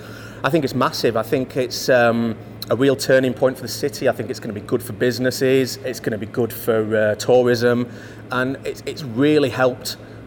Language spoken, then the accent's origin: English; Leeds, Yorkshire and the Humber, United Kingdom; I'm from Leeds